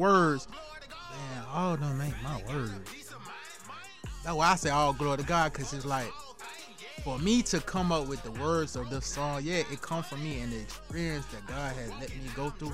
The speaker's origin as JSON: {"language": "English", "town": "Columbia", "region": "South Carolina", "country": "United States", "said": "I'm from Columbia, South Carolina"}